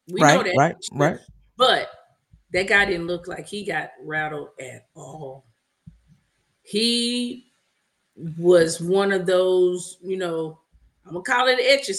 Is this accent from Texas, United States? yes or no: yes; Texas, United States; moved away; also born or lived in Maryland; I'm from Texas, but I lived in, I lived in Maryland for a long time, but I'm Texas born and raised.